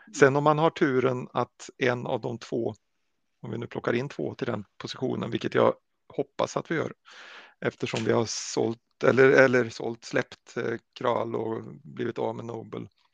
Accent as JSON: {"language": "Swedish", "country": "Sweden", "said": "som svenskar"}